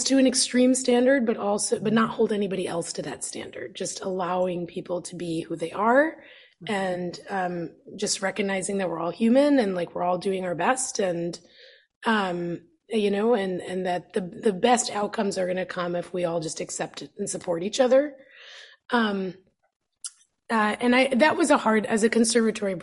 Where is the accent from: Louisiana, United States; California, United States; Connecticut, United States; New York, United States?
New York, United States; moved away; growing up in New York